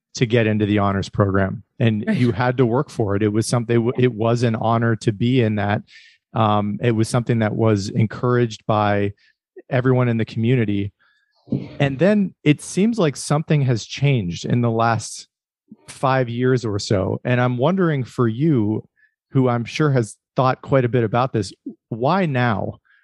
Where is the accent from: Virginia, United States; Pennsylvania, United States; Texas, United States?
Pennsylvania, United States; Erie; I grew up in Pennsylvania too. Um, I'm from Erie